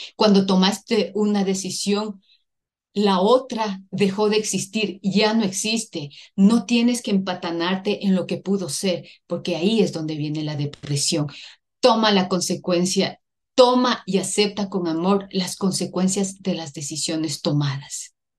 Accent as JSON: {"language": "Spanish", "country": "Ecuador", "said": "Soy ecuatoriana"}